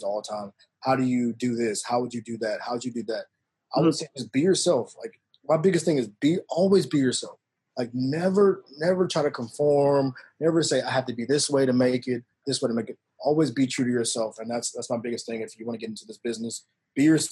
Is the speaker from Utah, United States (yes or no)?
no; Memphis, Tennessee, United States; I was born in Memphis, born and raised